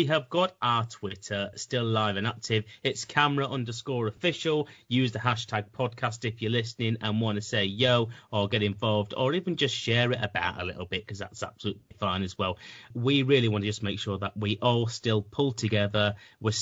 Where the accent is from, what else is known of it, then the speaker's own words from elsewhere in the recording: Manchester, North West England, United Kingdom; moved away; I'm a Manchester lad